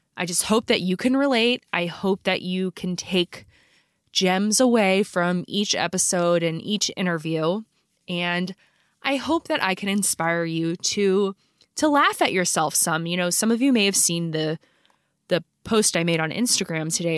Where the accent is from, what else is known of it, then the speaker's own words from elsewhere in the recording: Philadelphia, Pennsylvania, United States; I grew up in Philly